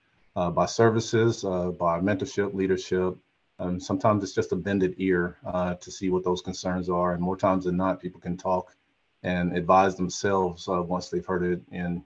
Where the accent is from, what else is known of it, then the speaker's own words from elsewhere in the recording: Chattanooga, Tennessee, United States; moved away; I am from Chattanooga, Tennessee, just 4 hours up the road